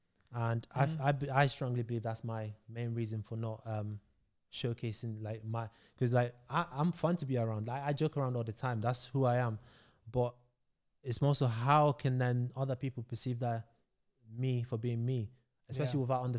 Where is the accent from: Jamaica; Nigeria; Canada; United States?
Nigeria; now in London, United Kingdom; So I moved to London from Nigeria, West Africa.